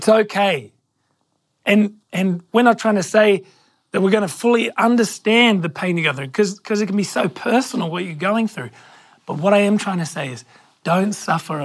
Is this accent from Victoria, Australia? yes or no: no; Hornsby, New South Wales, Australia; I grew up in Hornsby until I was about 10